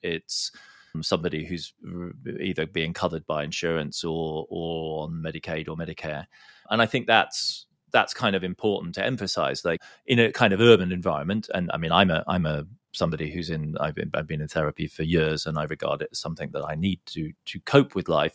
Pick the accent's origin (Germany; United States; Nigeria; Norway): Germany; Heidelberg, Baden-Württemberg; in my hometown in Germany, in Heidelberg